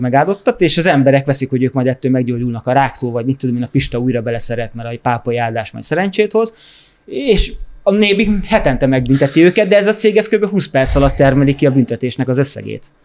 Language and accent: Hungarian; Hungary; én Magyarországon egy vidéki családban nőttem fel külterületen